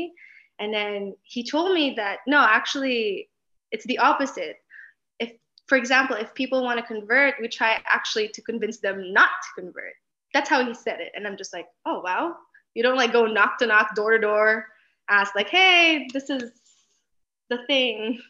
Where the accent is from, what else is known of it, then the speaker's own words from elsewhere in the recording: Philippines; now in Los Angeles, United States; I grew up in the Philippines.